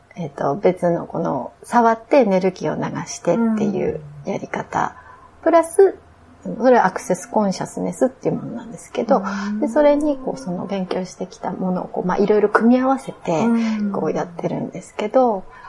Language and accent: Japanese; Akita, Japan; moved away as an adult; also born or lived in India; 私 は秋田県なんです